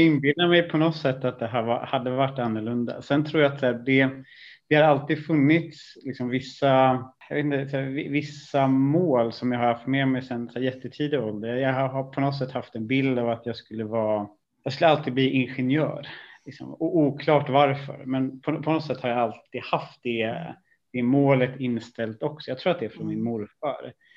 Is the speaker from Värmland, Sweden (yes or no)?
no; Stockholm, Stockholm County, Sweden; also born or lived in Italy; flyttade vi ut i eh, en stort, eh, ett stort miljonbygge i, i en söderförort till Stockholm. Och det, det är väl egentligen där jag har haft av större delen av eh, ja, min, min uppväxt